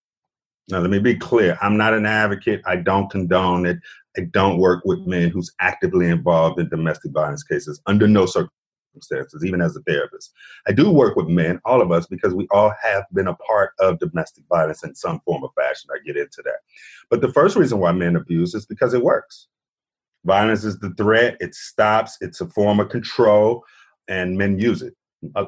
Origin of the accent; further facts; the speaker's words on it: Chicago, Illinois, United States; moved away as an adult; now in Atlanta, United States; I'm born and raised in Chicago